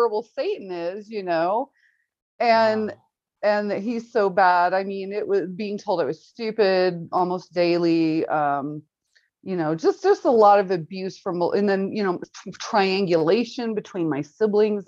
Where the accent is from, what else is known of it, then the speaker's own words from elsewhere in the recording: Kansas City, Missouri, United States; I grew up in Kansas City, Missouri side.